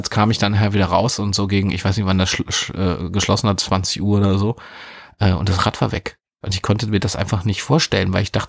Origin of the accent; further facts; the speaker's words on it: Wernigerode, Saxony-Anhalt, Germany; Ich war zu der Zeit ähm, noch in meinem Heimatort im Harz in Wernigerode. Und dort gab es ein Freibad, das Waldhofbad.